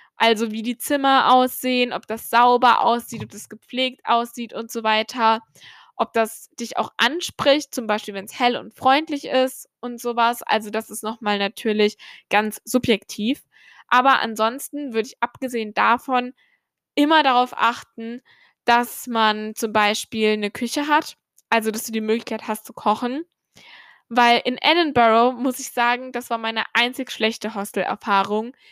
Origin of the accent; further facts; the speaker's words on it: Germany; wie ich aufgewachsen bin in Deutschland